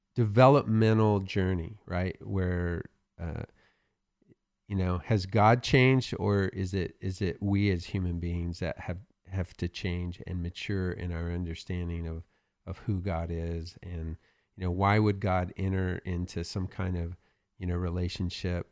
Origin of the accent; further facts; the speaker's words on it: the South, United States; I'm from the South